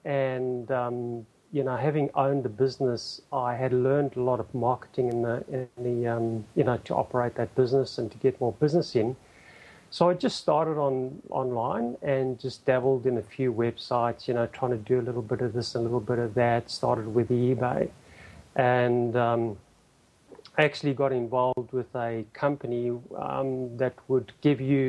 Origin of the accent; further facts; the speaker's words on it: Bulawayo, Zimbabwe; accent: mix of Australian and Zimbabwe; moved away as an adult; also born or lived in Alice Springs, Australia; now in Bunbury, Australia; I was born and raised in Bulawayo, Zimbabwe, and moved out here in '98.